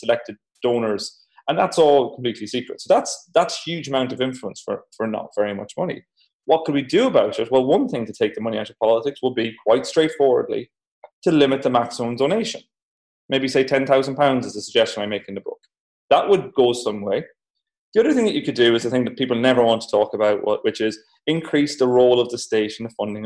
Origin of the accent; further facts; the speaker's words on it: Ireland; accent: Irish; I'm Irish, as you can tell from my voice